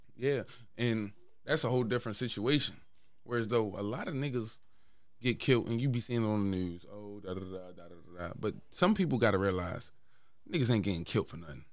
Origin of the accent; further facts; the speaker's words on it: Baltimore, Maryland, United States; I'm from West Baltimore.